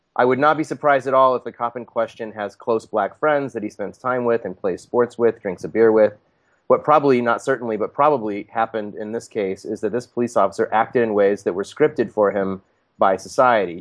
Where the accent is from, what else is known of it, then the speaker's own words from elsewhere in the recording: United States; I was born in the United States